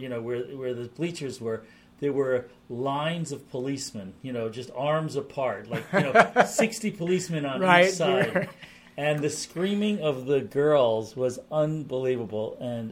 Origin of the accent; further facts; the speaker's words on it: East Coast, United States; moved away; I grew up on the East Coast